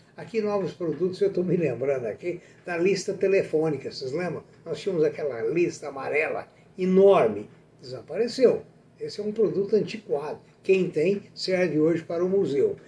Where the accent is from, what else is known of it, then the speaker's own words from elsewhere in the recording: Brazil; Trabalhei muito lá fora pelo país